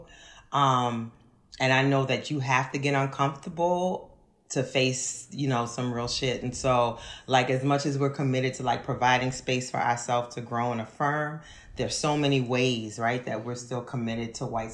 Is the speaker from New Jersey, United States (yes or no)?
no; New Orleans, Louisiana, United States; moved away as an adult; also born or lived in Kenner, Louisiana; now in Philadelphia, United States; I am from Uptown New Orleans